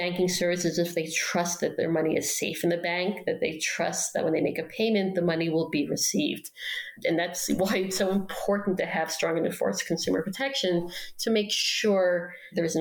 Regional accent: New York City, New York, United States; moved away; In my own neighborhood where I grew up in Queens

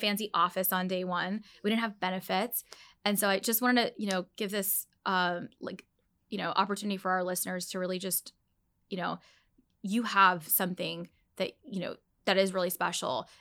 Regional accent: Dallas, Texas, United States; also born or lived in Orlando; I grew up in Dallas

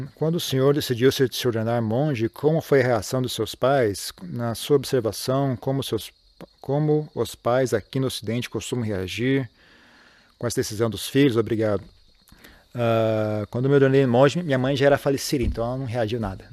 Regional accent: Brazil; moved away as an adult; eu saí do Brasil

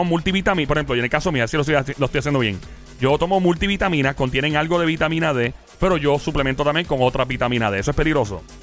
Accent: Puerto Rico; moved away; also born or lived in New York, United States; Soy ex diáspora boricua. Con mucho orgullo puedo decir que soy ex diáspora. Y regresé a mi país

